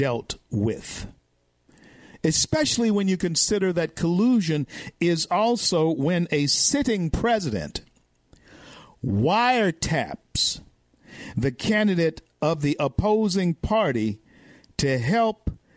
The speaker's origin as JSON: {"language": "English", "town": "Shreveport", "region": "Louisiana", "country": "United States", "tie": "born or raised there", "said": "my hometown of Shreveport"}